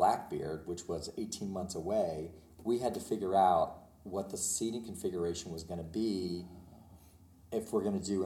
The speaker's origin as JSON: {"language": "English", "region": "Pennsylvania", "country": "United States", "tie": "born or raised there", "said": "I grew up in Pennsylvania, it was like 2 hours from New York City"}